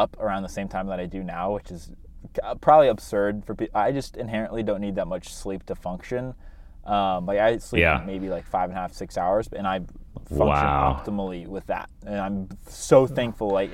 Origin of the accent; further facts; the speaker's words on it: Midwest, United States; I'm from the Midwest